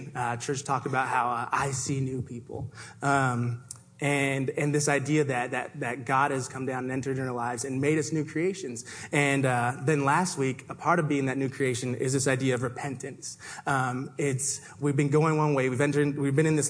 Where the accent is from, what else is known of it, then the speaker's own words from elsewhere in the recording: Toronto, Ontario, Canada; now in Seattle, United States; I was born and raised in Toronto